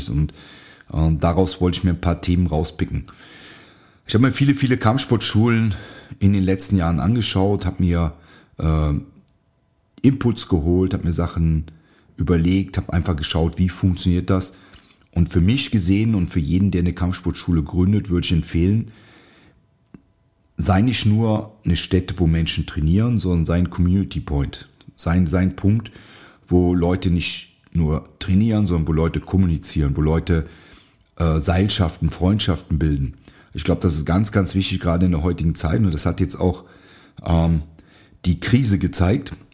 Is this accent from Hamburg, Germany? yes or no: no; North Rhine-Westphalia, Germany; Ich habe in einem sehr kleinen Studio in meiner Heimat trainiert, in der Nähe von Aachen. Das sagt vielleicht dem einen oder anderen was, durch, durch große Reitsportturniere, also holländische Grenze.